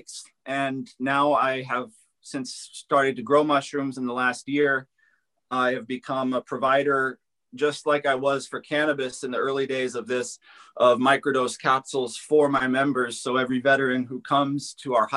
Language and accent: English; Los Angeles, California, United States; I grew up in the Los Angeles area